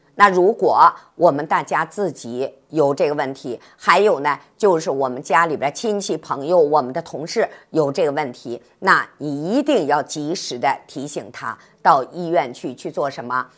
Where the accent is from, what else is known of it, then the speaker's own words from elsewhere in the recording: China; 咱们中国人呢是合餐共餐